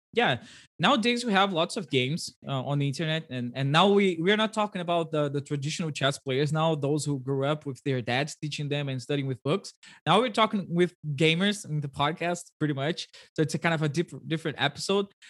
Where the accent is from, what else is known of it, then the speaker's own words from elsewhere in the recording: Brazil; first language Portuguese; English is a second language; I speak Portuguese and Brazilian